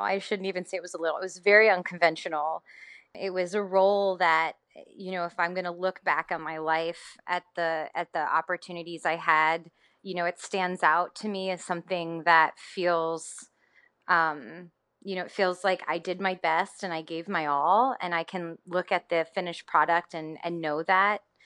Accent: Tennessee, United States; I'm from Tennessee

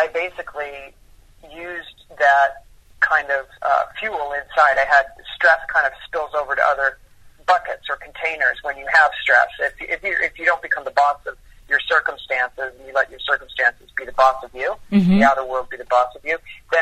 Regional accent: New York, United States; I grew up in New York

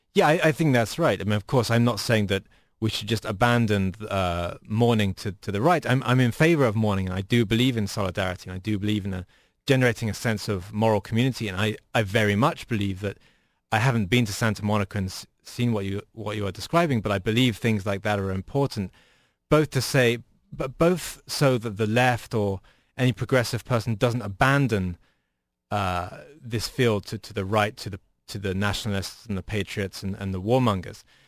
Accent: United Kingdom; now in United States; as a British person

